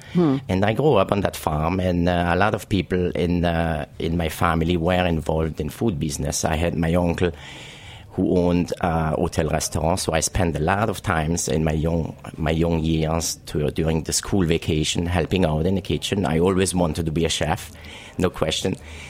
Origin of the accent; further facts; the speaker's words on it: Alsace, Grand Est, France; moved away as an adult; now in New York City, United States; I grew up in Alsace region in a very small town, about 1,500 people in the town. And I grew up on a farm.